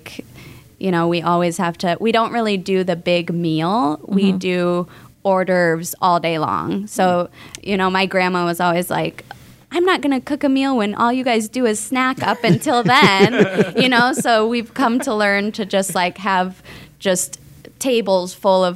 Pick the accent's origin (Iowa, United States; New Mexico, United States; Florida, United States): Iowa, United States; moved away as an adult; also born or lived in Minneapolis, Minnesota; now in Tampa, United States; I'm originally from Iowa. My husband and I moved from Minneapolis, Minnesota